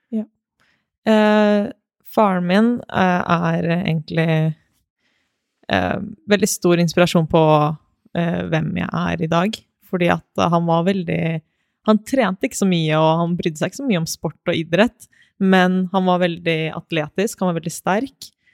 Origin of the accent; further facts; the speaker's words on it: Moss, Østfold, Norway; also born or lived in Konya, Turkey (family origin); jeg kommer fra Moss, så det er en liten by, det også. Men eh, vokste opp i Moss og har bodd der hele livet.